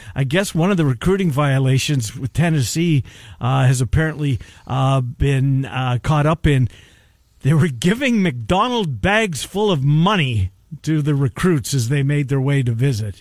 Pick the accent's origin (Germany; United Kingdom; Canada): Canada; I went through the Canadian school system.